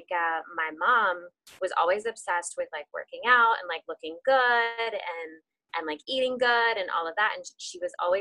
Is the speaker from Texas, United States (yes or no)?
yes; Texas, United States; moved away as an adult; also born or lived in Tennessee; now in Charlotte, United States; I grew up in Texas